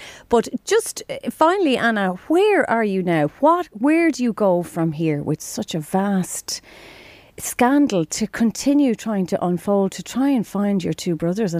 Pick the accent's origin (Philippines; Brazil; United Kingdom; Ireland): Ireland; Drogheda, Leinster; here in Drogheda, I grew up in Drogheda